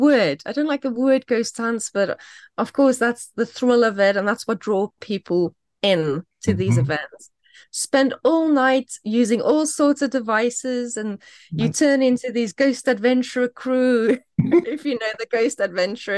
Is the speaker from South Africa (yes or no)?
yes; South Africa; now in United Kingdom; I grew up in South Africa